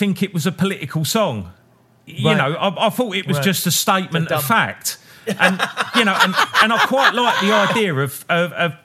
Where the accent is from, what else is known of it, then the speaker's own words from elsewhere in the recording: United Kingdom; us as British blokes